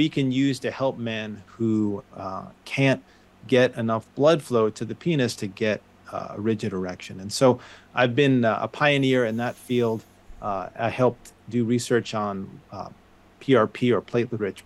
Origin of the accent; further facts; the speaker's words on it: New York suburbs, United States; moved away; I grew up in New York, the suburbs of New York